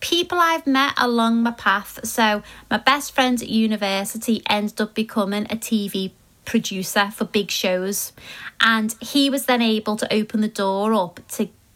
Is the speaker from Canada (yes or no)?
no; Liverpool, North West England, United Kingdom; I was a girl from Liverpool